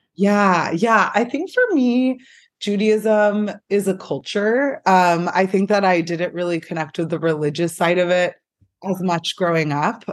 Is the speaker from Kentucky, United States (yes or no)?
no; San Francisco, California, United States; also born or lived in Portland; I grew up here in San Francisco